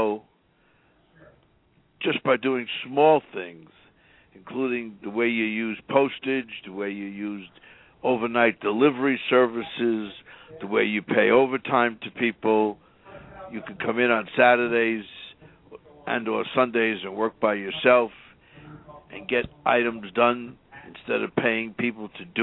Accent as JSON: {"language": "English", "town": "New York City", "region": "New York", "country": "United States", "tie": "born or raised there", "moved": "as an adult", "lives_now": "Houston, United States", "said": "I was born and raised in New York City and went to New York University with Don Mazzella"}